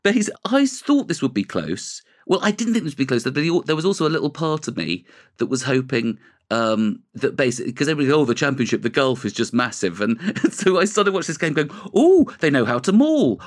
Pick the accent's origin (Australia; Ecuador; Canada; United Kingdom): United Kingdom; London; now in North London, United Kingdom; I grew up in Ealing